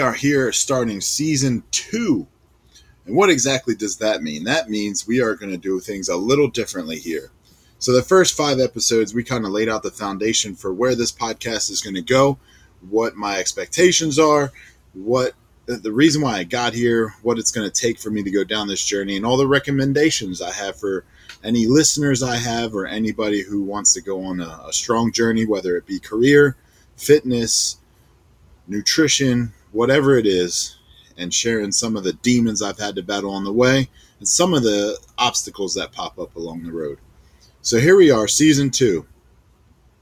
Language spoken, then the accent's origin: English; Philadelphia, Pennsylvania, United States; I'm from Philadelphia